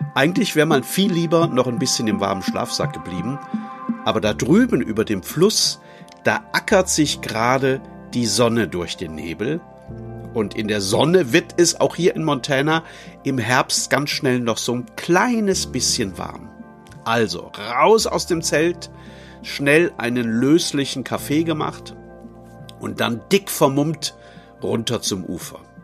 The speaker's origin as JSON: {"language": "German", "town": "Neuwied", "region": "Rhineland-Palatinate", "country": "Germany", "tie": "born or raised there", "said": "Ich komme wie unser Prinz aus Neuwied"}